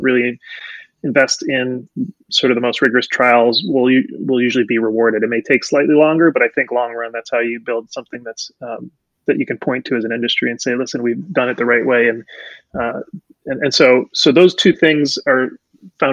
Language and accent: English; Amherst, Massachusetts, United States; English is a second language; also born or lived in Puerto Rico; I grew up in Amherst, which is very sort of liberal, happy, they call it the Happy Valley college town